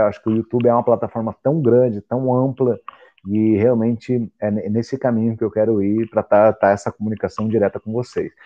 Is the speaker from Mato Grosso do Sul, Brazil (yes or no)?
yes; Mato Grosso do Sul, Brazil; moved away as an adult; also born or lived in Portugal; eu nasci no Mato Grosso do Sul